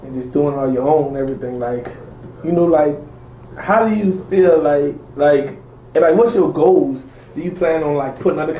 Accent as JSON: {"language": "English", "town": "New Orleans", "region": "Louisiana", "country": "United States", "said": "I'm from New Orleans"}